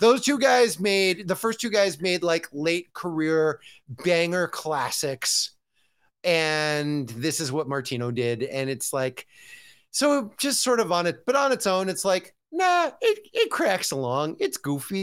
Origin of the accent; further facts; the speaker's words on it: California, United States; as a Californian